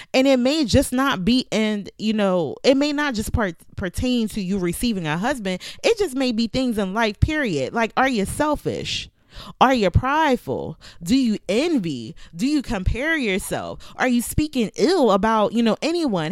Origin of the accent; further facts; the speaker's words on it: Philadelphia, Pennsylvania, United States; now in Virginia, United States; I'm from Philadelphia